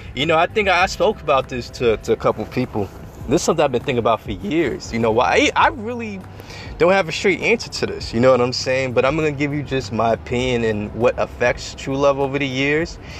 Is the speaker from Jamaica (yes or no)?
no; Long Island, New York, United States; born and raised in Edel, Long Island